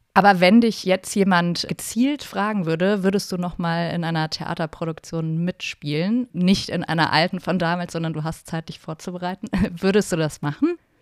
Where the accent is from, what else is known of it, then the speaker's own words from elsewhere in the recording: Trier, Rhineland-Palatinate, Germany; moved away as an adult; also born or lived in Berlin / Cologne; Ich komme halt auch aus Trier